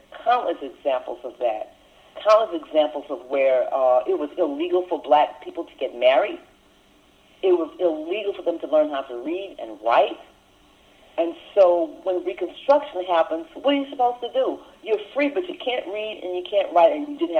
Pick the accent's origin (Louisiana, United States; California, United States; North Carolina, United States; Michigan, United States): Louisiana, United States; Lake Charles; now in Raleigh-Durham, United States; Where I grew up in Lake Charles, Louisiana